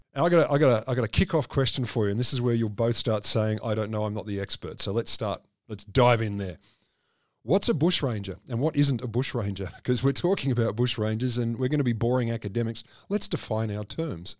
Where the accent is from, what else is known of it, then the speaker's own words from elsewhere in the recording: Australia; I'm fairly Australian